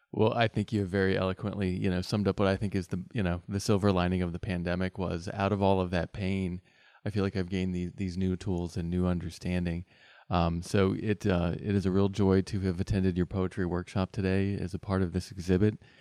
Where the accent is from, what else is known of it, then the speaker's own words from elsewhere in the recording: West Virginia, United States; being a native West Virginian